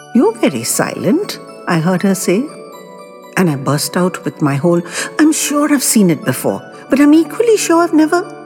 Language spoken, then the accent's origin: English; Mumbai, Maharashtra, India; when I was a very little boy growing up in Mumbai